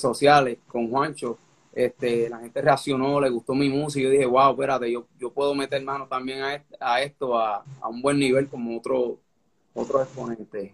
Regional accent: Caguas, Puerto Rico; yo soy de Caguas, Puerto Rico. Yo nací en Caguas

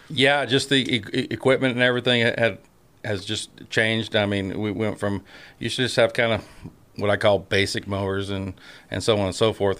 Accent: Northern California, United States; moved away; I was born and raised in Northern California

